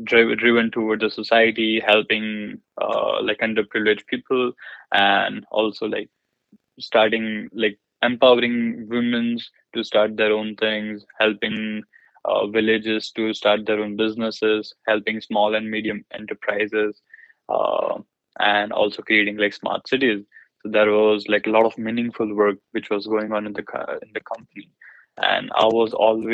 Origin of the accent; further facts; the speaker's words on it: India; moved away; I grew up in India, and I'm belonging from like a small city